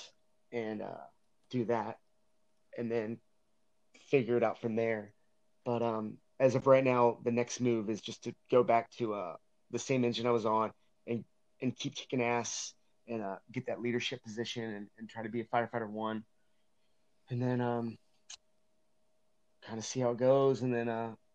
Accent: Northern Kentucky, United States; moved away; I grew up in Northern Kentucky, which is right across the river from Cincinnati, Ohio

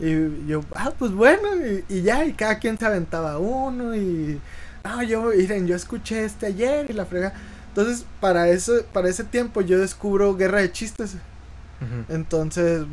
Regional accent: Las Varas, Chihuahua, Mexico; now in Ciudad Juárez, Mexico; yo soy de un pueblito cerca de, de Saucillo que se llama Las Varas

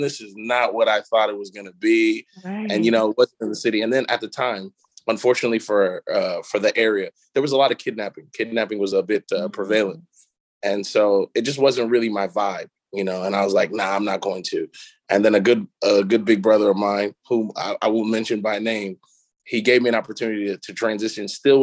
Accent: Chicago, Illinois, United States; moved away as an adult; also born or lived in Atlanta; now in Nigeria; I was born and raised in Chicago

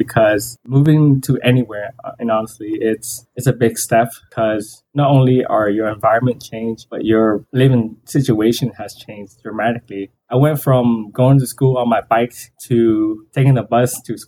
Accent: Houston, Texas, United States; also born or lived in Vietnam; I spent the majority of my teenage year living in Houston, Texas, but I'm actually an immigrant from Vietnam

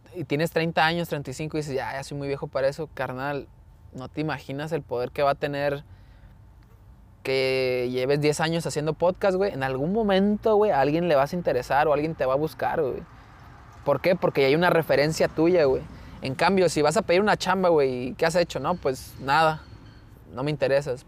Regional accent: Mexico; somos mexicanos

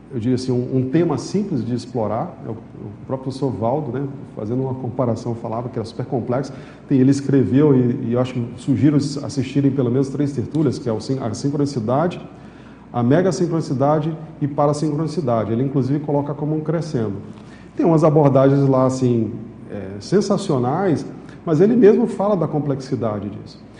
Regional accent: São Luís, Maranhão, Brazil; moved away; also born or lived in Manaus; eu morava em São Luís, eu sou maranhense

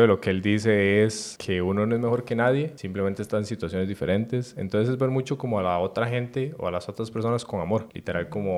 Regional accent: Costa Rica; como tico

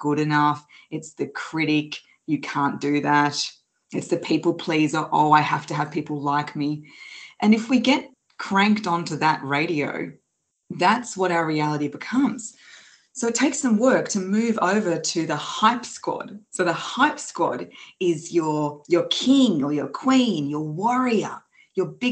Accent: Australia; I'm from Australia

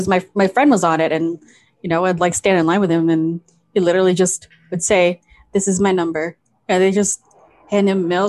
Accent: Philippines; oh, I'm Filipino.

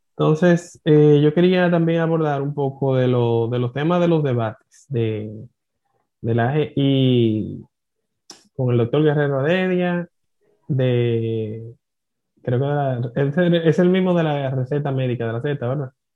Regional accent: Dominican Republic; como dominicano

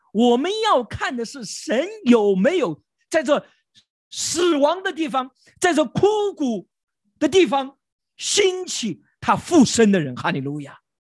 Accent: China; also born or lived in Beijing; 我们中国人

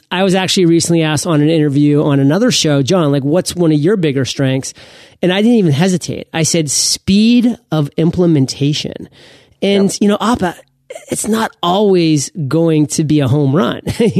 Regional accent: Maine, United States; I was born and raised in Maine.

